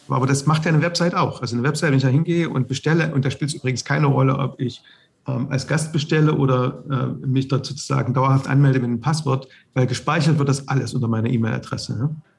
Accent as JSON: {"language": "German", "area": "the East", "region": "East Germany", "country": "Germany", "tie": "born or raised there", "said": "ich bin im Osten aufgewachsen"}